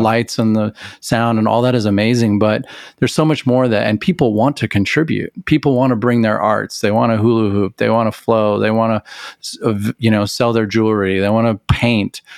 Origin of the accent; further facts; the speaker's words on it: Amarillo, Texas, United States; I grew up in Amarillo, Texas